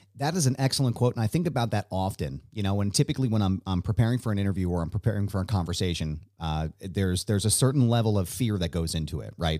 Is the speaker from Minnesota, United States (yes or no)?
no; Philadelphia, Pennsylvania, United States; I'm this guy from Philadelphia